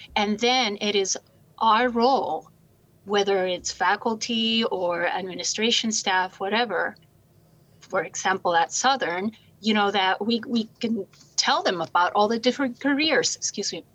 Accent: Puerto Rico; moved away as an adult; I'm from Puerto Rico originally. I came here to go to college

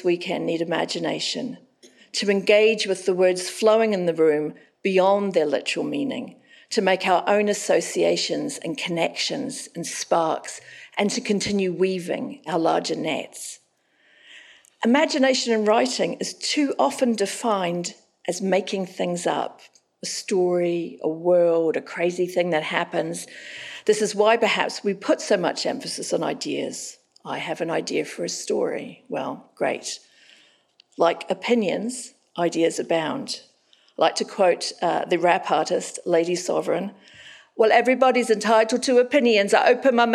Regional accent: Auckland, New Zealand; moved away; Now I'm living back in Auckland, my hometown.

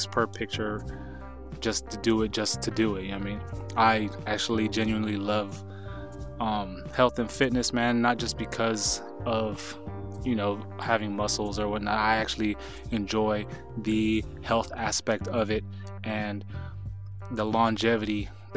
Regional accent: Southern California, United States; I am born and raised in Southern California

